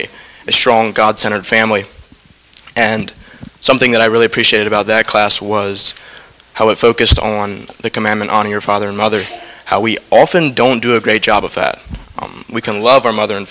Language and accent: English; Lewisburg, Pennsylvania, United States; I am from Lewisburg, Pennsylvania, so not too far down the road.